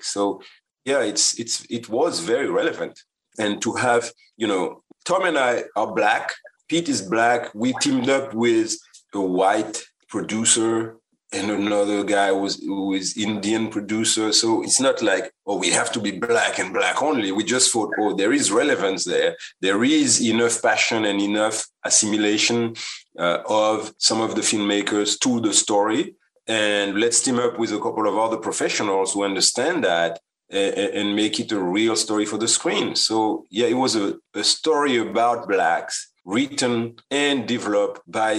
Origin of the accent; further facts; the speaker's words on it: Guadeloupe; now in United States; I come from the island, from Guadeloupe